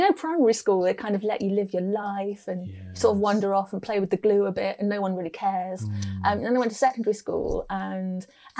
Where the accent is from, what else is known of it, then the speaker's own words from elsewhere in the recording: Lincoln, East Midlands, United Kingdom; So when I said I was from Lincoln, people would go, oh, a lovely castle. I was like, yeah, but that's not where you spend your teen years.